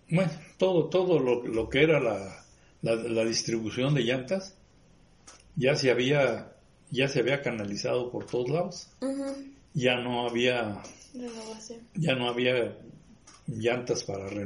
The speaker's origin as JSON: {"language": "Spanish", "town": "La Piedad", "region": "Michoacán", "country": "Mexico", "said": "Sí, pues fue en el 98 cuando yo me vine de La Piedad. y Y 98, 99, ya aquí."}